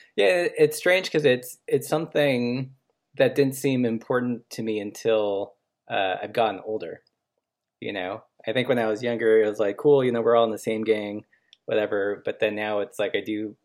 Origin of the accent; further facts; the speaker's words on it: Los Angeles, California, United States; also born or lived in Portland; now in Missoula, United States; I grew up in Los Angeles